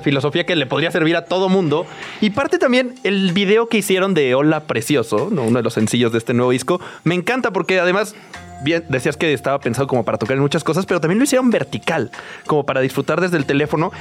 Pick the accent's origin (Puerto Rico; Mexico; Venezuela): Mexico; soy mexicano